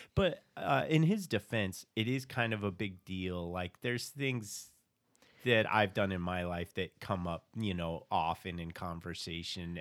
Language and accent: English; Phoenix, Arizona, United States; I was from Phoenix